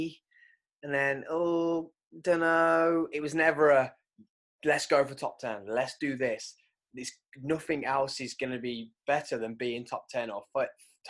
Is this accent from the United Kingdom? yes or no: yes; United Kingdom; we're British